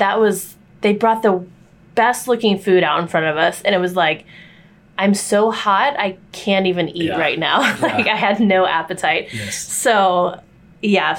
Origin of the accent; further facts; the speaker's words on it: Texas, United States; now in New York City, United States; we grew up in Texas